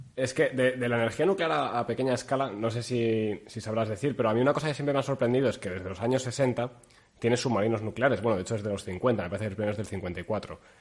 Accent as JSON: {"language": "Spanish", "region": "Castile", "country": "Spain", "said": "yo soy castellano"}